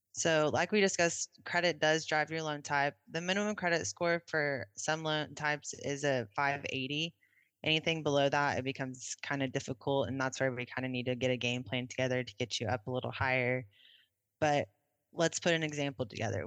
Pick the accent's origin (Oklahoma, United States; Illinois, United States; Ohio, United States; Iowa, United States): Oklahoma, United States; Oklahoma City; I grew up in Oklahoma City